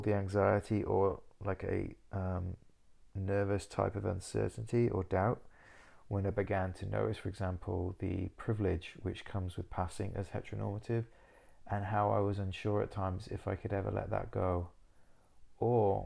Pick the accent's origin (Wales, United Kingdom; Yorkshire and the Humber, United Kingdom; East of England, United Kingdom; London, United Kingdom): Wales, United Kingdom; moved away as an adult; now in Southsea, United Kingdom; I was born in Cymraeg, Wales, where I lived for 18 years before moving away to Lloegr, England, where I stayed.